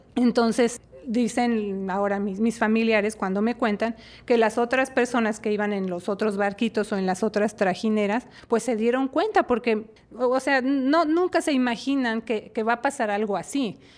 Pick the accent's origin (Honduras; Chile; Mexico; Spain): Mexico; Mexico City; en la Ciudad de México, de donde yo soy originaria